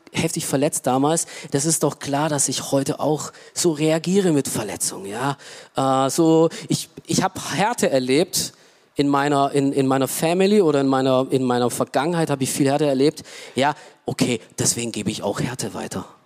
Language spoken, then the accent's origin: German; Romania; German is a second language; now in Germany; Ja, ich komme aus Rumänien ähm, und äh, und ich, damals habe ich mich auch echt geschämt dafür, dass ich aus einem Land komme, arm, wirtschaftlich, äh, so, ja.